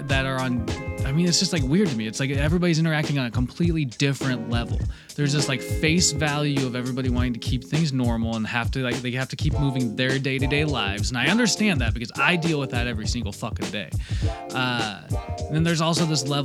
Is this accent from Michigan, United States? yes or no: no; Washington, United States; Washington, my home state